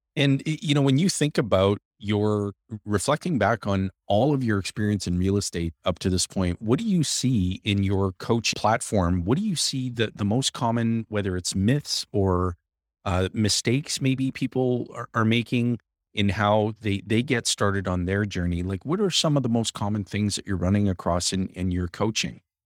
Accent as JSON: {"language": "English", "town": "Timmins", "region": "Ontario", "country": "Canada", "tie": "born or raised there", "said": "I was born and raised in Timmins."}